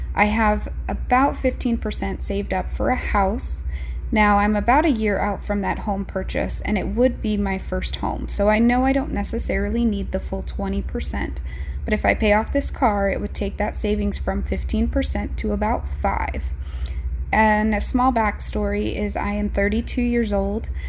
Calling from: Montana, United States; I'm calling from Montana.

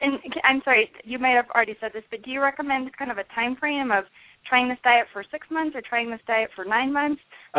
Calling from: Denver, Colorado, United States; I'm calling from Denver.

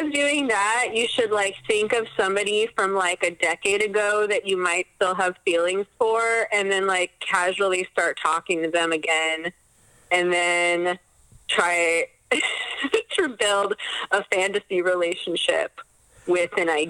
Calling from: Los Angeles, California, United States; I'm calling from Los Angeles.

